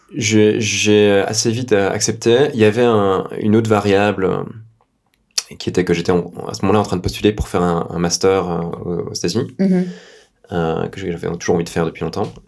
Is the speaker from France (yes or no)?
no; Belgium; j'ai 37 ans, je suis belge